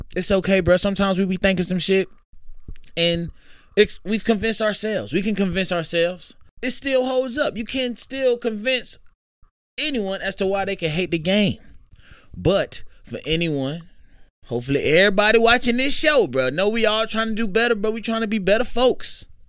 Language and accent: English; Jonesboro, Georgia, United States; also born or lived in Atlanta, Georgia; I grew up in Clayton County. Which was true. I was born in Atlanta